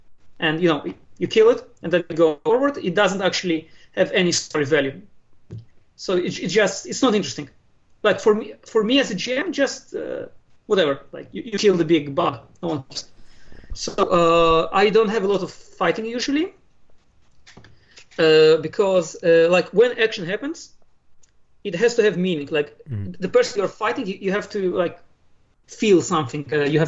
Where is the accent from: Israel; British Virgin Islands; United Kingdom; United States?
Israel; also born or lived in Moscow, Russia; I was born in Moscow. {S0} Okay. {S1} But I came to Israel very young. I was 5. So I was mostly raised in Israel, but I come from a Russian-speaking home.